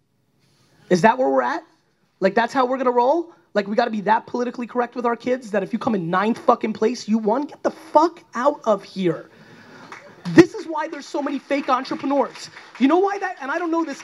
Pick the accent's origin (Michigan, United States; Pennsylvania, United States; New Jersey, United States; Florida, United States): New Jersey, United States; I grew up in Jersey